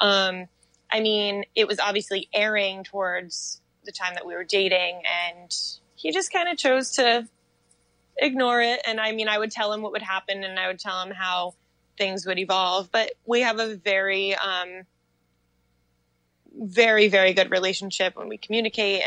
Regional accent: Connecticut, United States; now in New York City, United States; We're both from Connecticut, so we love it there

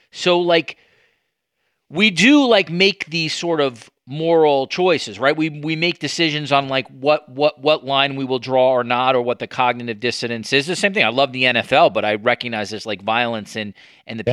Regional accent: United States; moved away; as an American

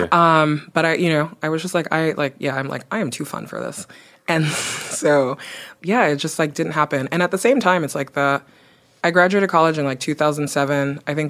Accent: Belgium; also born or lived in Nigeria / Guinea; now in United States; I grew up in Belgium and in Nigeria. I am originally from Guinea.

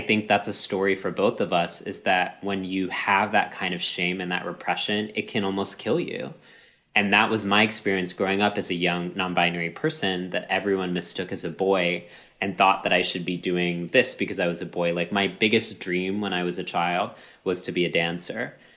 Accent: Texas, United States; My entire life growing up in Texas

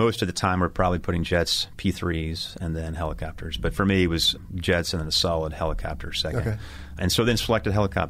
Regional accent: Santa Rosa, California, United States; I grew up in Northern California, Santa Rosa, actually

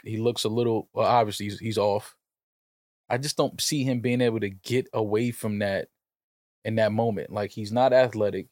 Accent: New York City, New York, United States; I'm from New York

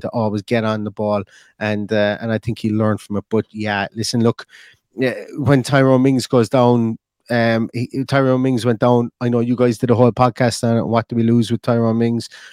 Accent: Ireland; I'm an Irishman

